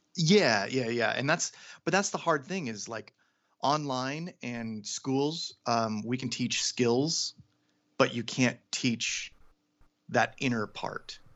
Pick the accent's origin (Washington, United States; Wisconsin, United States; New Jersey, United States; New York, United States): Washington, United States; Seattle; now in Los Angeles, United States; I'm from Seattle, Washington